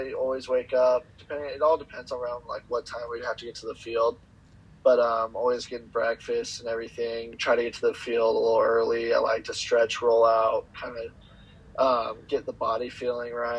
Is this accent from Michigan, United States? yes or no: no; California, United States; I'm from California